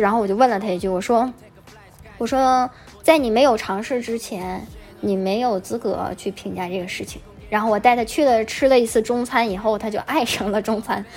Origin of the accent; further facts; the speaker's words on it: China; moved away; 我我就觉得作为中国人的一个角度来想